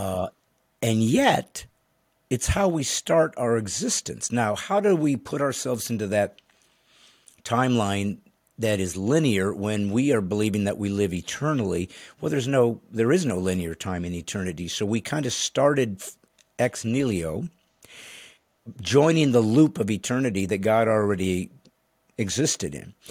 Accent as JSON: {"language": "English", "region": "Indiana", "country": "United States", "tie": "born or raised there", "said": "I remember growing up in Indiana"}